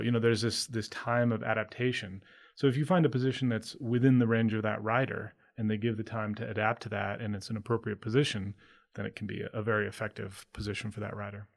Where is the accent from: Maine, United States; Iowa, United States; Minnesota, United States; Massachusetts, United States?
Maine, United States; I grew up in Maine.